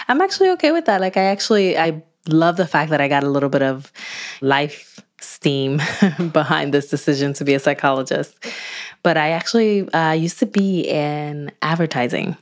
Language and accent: English; Newark, New Jersey, United States; my hometown of Newark, New Jersey